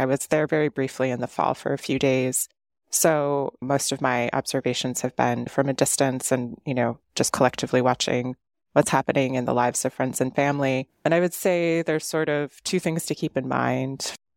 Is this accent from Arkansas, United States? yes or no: no; Cleveland, Ohio, United States; I grew up in Cleveland.